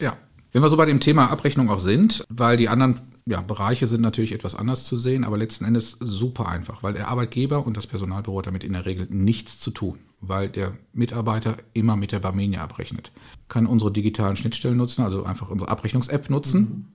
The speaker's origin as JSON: {"language": "German", "town": "Castrop-Rauxel", "region": "North Rhine-Westphalia", "country": "Germany", "tie": "born or raised there", "said": "Ich komme aus Castrop rauxel das ist bekannterweise der Nabel der Welt."}